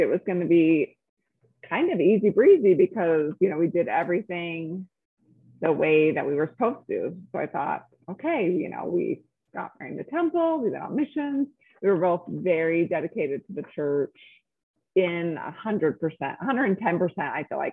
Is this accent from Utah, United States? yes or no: yes; Salt Lake City, Utah, United States; also born or lived in California; I'm from Salt Lake, was born here and spent most of my life here, a little bit of time in California growing up, but here, graduated from high school